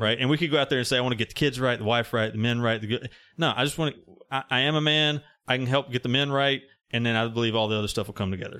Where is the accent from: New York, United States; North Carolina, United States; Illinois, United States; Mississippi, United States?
Mississippi, United States; I'm from Mississippi